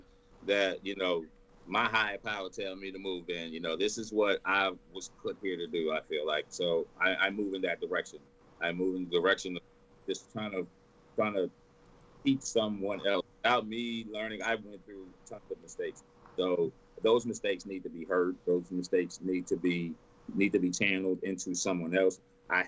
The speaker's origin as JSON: {"language": "English", "region": "Texas", "country": "United States", "tie": "born or raised there", "said": "I'm born and raised in Texas"}